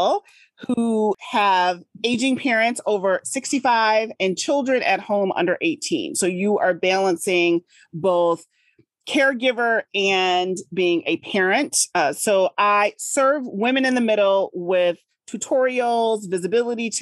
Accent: Midwest, United States; also born or lived in Massachusetts; I'm here in the Midwest

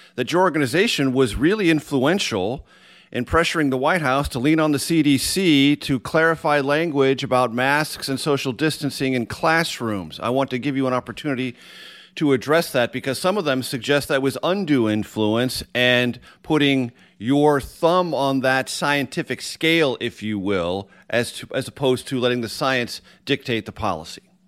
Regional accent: San Diego, California, United States; my public education in San Diego, California

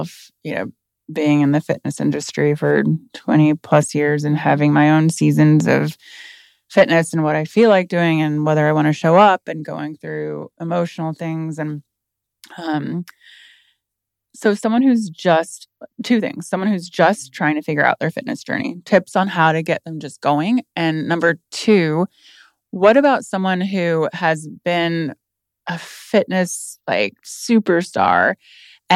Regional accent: Indiana, United States; now in Austin, United States; I came from, I'm from Indiana

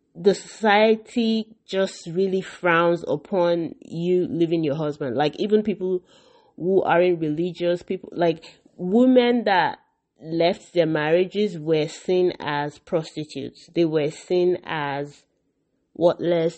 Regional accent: Nigeria; I grew up in Nigeria

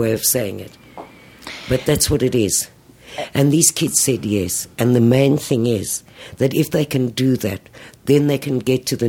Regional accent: South Africa; now in Tel Aviv, Israel; I grew up in South Africa

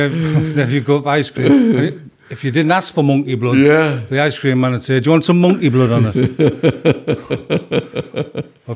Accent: Hartlepool, North East England, United Kingdom; I was born in Hartlepool in 1964

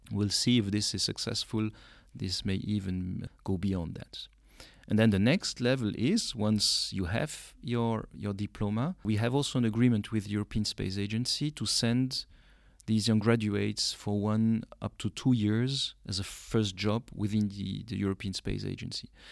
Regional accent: Belgium; moved away as an adult; now in Luxembourg; the whole story starts in Belgium because I grew up in Belgium and went also to the university

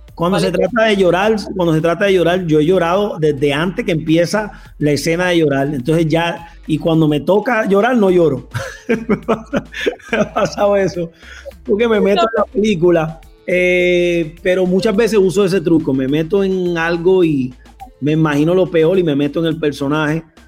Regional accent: Puerto Rico; also born or lived in Colombia; yo soy boricua de pura cepa, yo amo Puerto Rico, es mi isla

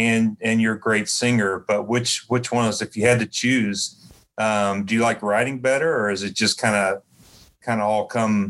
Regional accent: Knoxville, Tennessee, United States; I'm from Knoxville, but I've got some family that live in Nashville

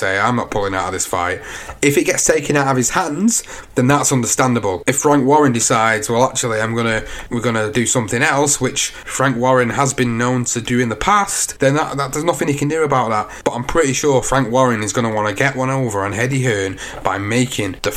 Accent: United Kingdom; I'm British as well.

